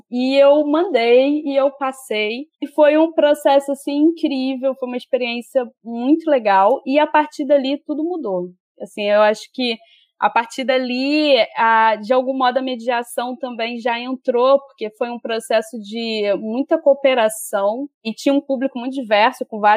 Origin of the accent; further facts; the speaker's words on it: Rio de Janeiro, Brazil; Eu sou nascida e criada na Baixada Fluminense e eu estudei na FAITEC da Baixada Fluminense.